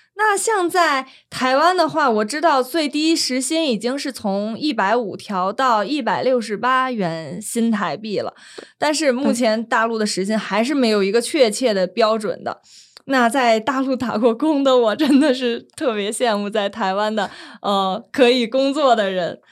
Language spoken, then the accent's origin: Chinese; China; 我们大陆人